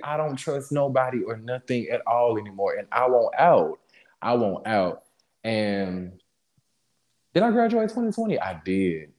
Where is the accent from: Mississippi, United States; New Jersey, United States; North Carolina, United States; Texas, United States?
Mississippi, United States; Jackson; moved away as an adult; now in Dallas, United States; I grew up in Jackson